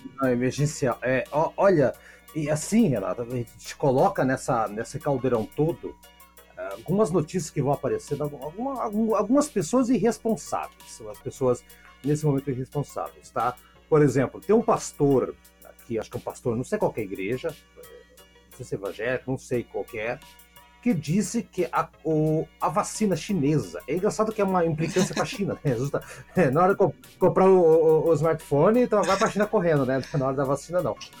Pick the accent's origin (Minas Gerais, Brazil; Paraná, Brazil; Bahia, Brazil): Paraná, Brazil; Curitiba; eu sou de Curitiba